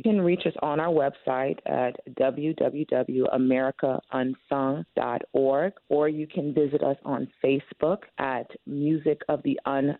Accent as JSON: {"language": "English", "town": "Miami", "region": "Florida", "country": "United States", "tie": "born or raised there", "moved": "yes", "said": "I grew up Overtown in Miami"}